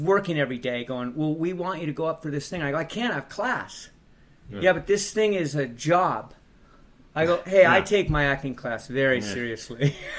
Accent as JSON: {"language": "English", "town": "Palos Verdes", "region": "California", "country": "United States", "tie": "born or raised there"}